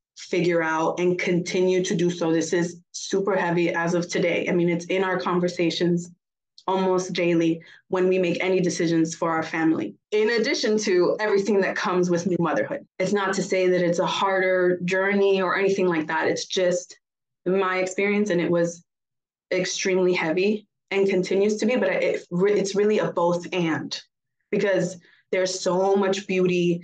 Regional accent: Puerto Rico; also born or lived in Florida; now in Germany; I was raised in Puerto Rico, where my grandma was across the park

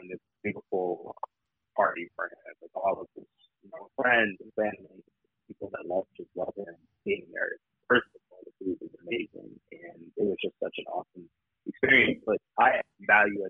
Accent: Michigan, United States; now in Washington, D.C., United States; I'm from Michigan originally, though I now live in the D.C. area

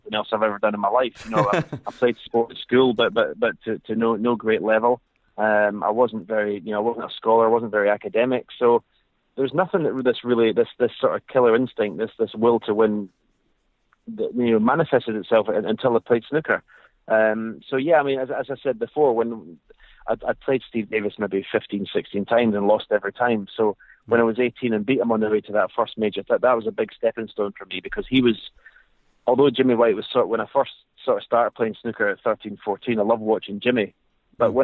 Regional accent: Scotland, United Kingdom; as a Scotsman

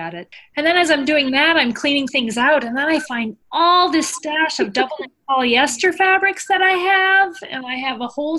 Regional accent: Midwest, United States; now in New York City, United States; I love being back in the Midwest with all my people out there

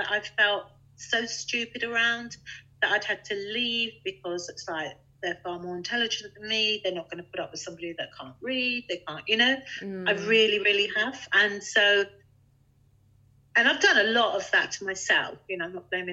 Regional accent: London, United Kingdom; moved away; I was brought up in London

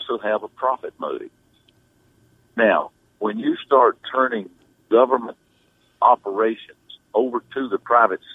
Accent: Iredell County, North Carolina, United States; I'm from Iredell County

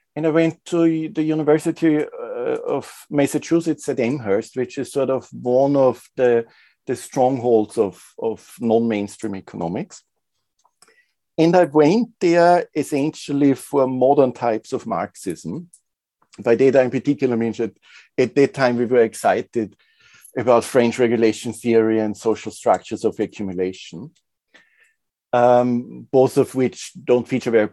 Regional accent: Linz, Upper Austria, Austria; I'm originally from Linz, which is a medium, for Austrian standards, big industrial but provincial town.

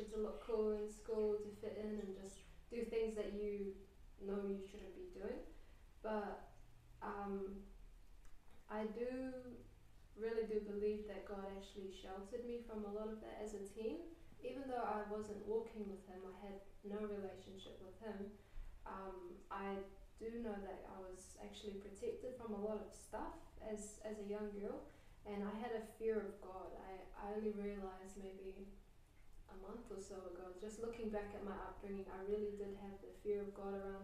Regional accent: Cook Islands; also born or lived in Australia / New Zealand; I was brought up pretty much in Waro my whole life

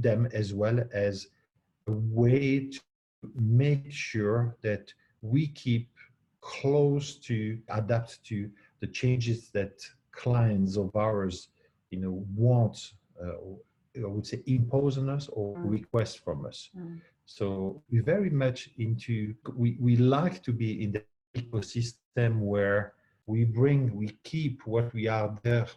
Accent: Belgium; I was born not far away from Luxembourg.

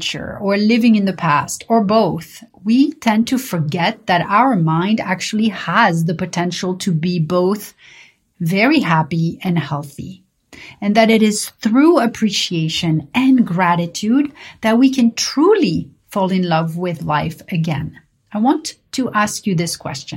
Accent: Paris, Île-de-France, France; growing up in Paris

